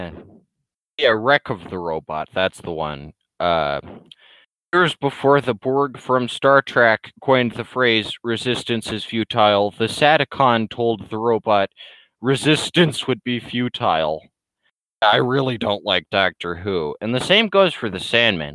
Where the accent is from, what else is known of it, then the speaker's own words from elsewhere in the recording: United States; As an American